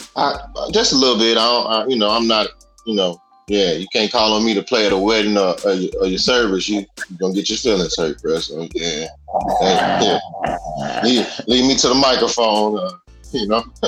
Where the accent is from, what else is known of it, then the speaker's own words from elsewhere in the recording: Dallas, Texas, United States; also born or lived in Chicago, Illinois, United States; I, I was born in Chicago. I stayed there for about nine years. Then I moved to Dallas